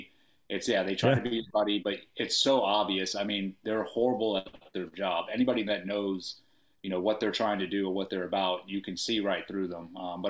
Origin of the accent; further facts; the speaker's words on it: Paterson, New Jersey, United States; born there; also born or lived in Indiana; No, I was born in New Jersey, Patterson, New Jersey.